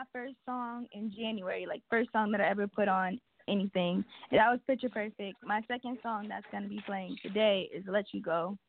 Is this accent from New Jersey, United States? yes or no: yes; New Jersey, United States; now in Mount Pocono, United States; I'm from Jersey, but I live in PA.